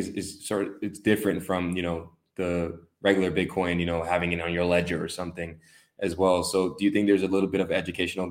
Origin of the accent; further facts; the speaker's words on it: United States; now in Bulgaria; I'm currently right now in Bulgaria, but I'm from the US